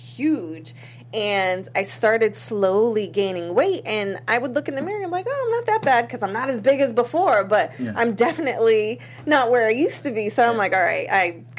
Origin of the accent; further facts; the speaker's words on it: Boston, Massachusetts, United States; now in Los Angeles, United States; I lived in the cold. I shoveled the snow. I'm from Boston.